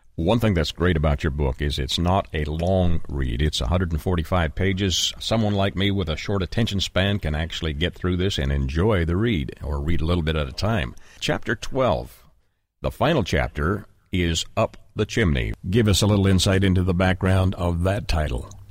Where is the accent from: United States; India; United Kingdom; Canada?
Canada; moved away; I'm originally from Canada as well